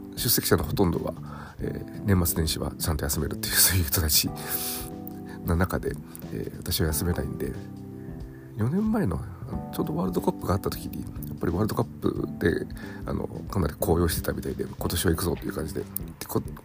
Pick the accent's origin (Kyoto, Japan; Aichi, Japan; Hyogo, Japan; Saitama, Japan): Aichi, Japan; Nagoya; 地元名古屋